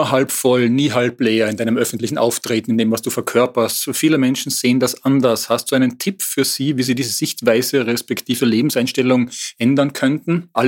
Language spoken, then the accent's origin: German; North Rhine-Westphalia, Germany; Äh, nun komme ich auch aus dem Ruhrgebiet.